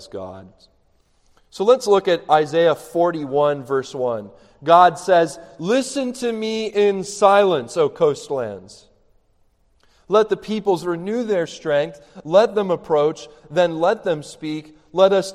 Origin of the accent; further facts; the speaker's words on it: Canada; I'm Canadian